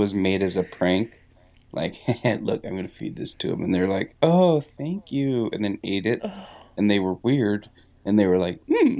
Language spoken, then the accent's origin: English; Wisconsin, United States; I'm from Wisconsin.